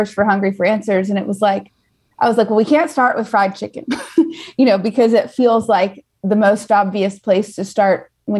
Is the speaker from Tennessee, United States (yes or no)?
yes; Nashville, Tennessee, United States; I'm from Nashville, so we're not just talking about hot fried chicken.